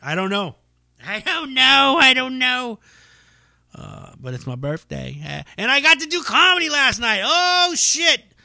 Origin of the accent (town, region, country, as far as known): United States